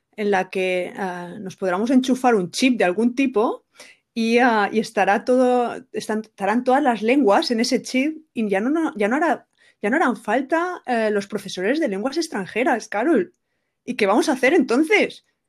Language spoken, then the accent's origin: Spanish; Benidorm, Valencian Community, Spain; moved away; yo soy de Benidorm y estoy también orgullosa. Es que quería decir ya mi lugar de nacimiento